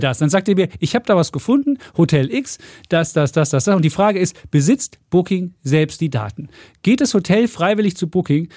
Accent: East Germany, Germany; wir Ossis waren

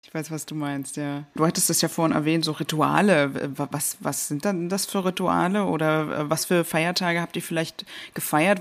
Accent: Germany; als Deutsche

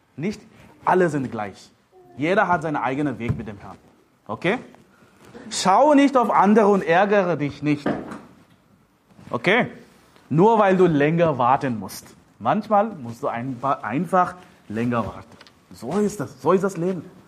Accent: India; now in Germany; Ich bin ein Inder, ich lebe in Deutschland

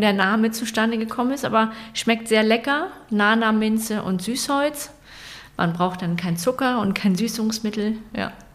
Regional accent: Rendsburg, Schleswig-Holstein, Germany; ich bin in Rendsburg aufgewachsen

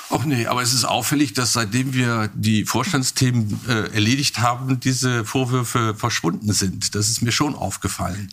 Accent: Germany; Ich bin ja in Hamburg geboren, in der Nähe

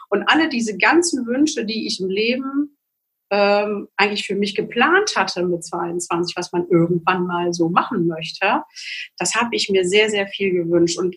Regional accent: Magdeburg, Saxony-Anhalt, Germany; born there; ich komme äh, gebürtig aus Magdeburg ähm, und zu einer Zeit, wo Glaube eher verboten, verpönt und nicht ähm, forciert wurde.

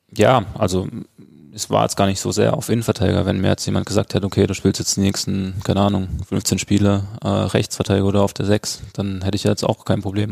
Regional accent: Freiburg, Baden-Württemberg, Germany; also born or lived in Dortmund; now in Mönchengladbach, Germany; Freiburg ähm, immer ähm, ja, meine Heimat ähm, sein wird oder sein ja, bleiben wird

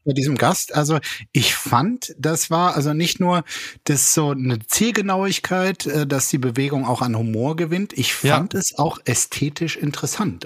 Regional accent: Germany; wir als Deutsche

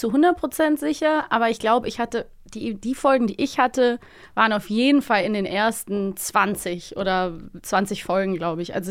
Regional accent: Cologne, North Rhine-Westphalia, Germany; accent: Rhenish; Das ist bei mir mit dem äh, Rheinisch auch so, weil ich komme ja aus Köln

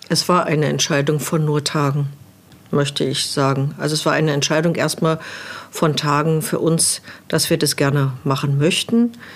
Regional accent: Berlin, Germany; moved away as an adult; now in Below, Germany; als gebürtige Berlinerin

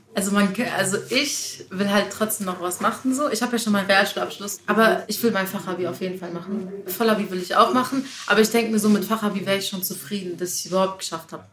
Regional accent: Heidelberg, Baden-Württemberg, Germany; in Heidelberg geboren

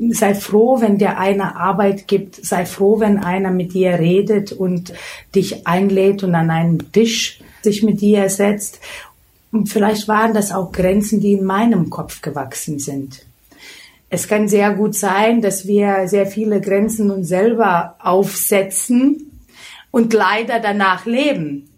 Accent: Lithuania; German is a second language; moved away as an adult; now in Germany; Ich komme aus Litauen, bin mit 18 Jahren nach Deutschland gekommen

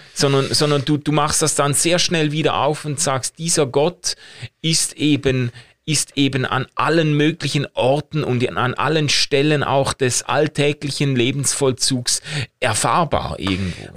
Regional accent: Basel, Basel-Stadt, Switzerland; ich komme ja aus Basel

